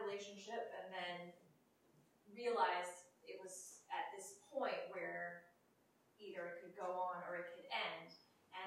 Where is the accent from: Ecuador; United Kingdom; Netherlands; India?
Ecuador; moved away; I grew up in Ecuador